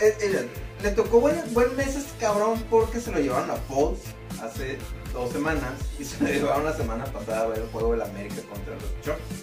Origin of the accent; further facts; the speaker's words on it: Mexico; como mexicanos